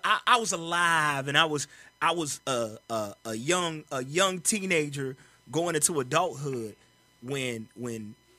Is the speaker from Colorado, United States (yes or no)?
no; St. Louis, Missouri, United States; I'm from the Lou.